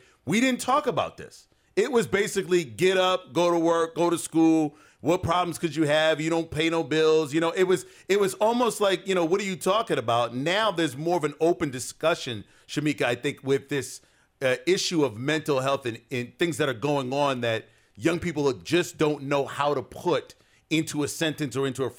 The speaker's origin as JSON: {"language": "English", "town": "New York City", "region": "New York", "country": "United States", "tie": "born or raised there", "said": "I grew up in the Bronx"}